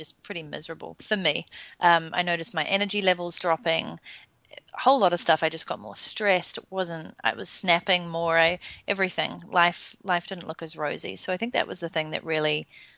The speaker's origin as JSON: {"language": "English", "country": "New Zealand", "also_born_or_lived": "London, England", "moved": "as an adult", "said": "I'm originally from New Zealand"}